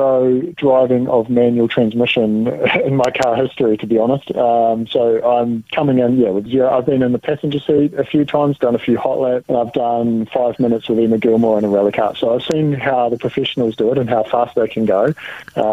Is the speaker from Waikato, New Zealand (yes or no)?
no; Dunedin, Otago, New Zealand; moved away; my hometown in Dunedin. That's, where my roots are